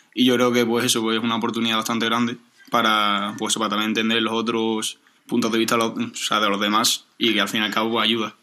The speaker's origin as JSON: {"language": "Spanish", "town": "Seville", "region": "Andalusia", "country": "Spain", "tie": "born or raised there", "also_born_or_lived": "Getxo / Bilbao", "said": "he vivido en Sevilla desde los tres años"}